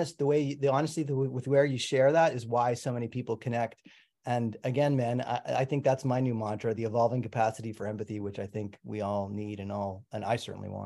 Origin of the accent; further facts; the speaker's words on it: Canada; I'm also Canadian, by the way.